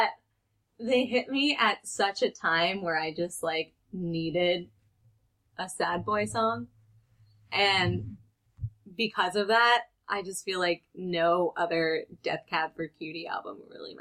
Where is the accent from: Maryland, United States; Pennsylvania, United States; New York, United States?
Pennsylvania, United States; Western; I grew up in Western Pennsylvania, so it was, like, country nonstop